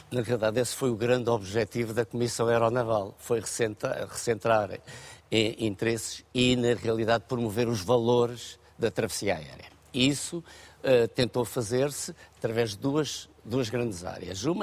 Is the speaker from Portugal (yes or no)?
yes; Portugal; é um feito que nos orgulha e que deve continuar a orgulhar-nos como portugueses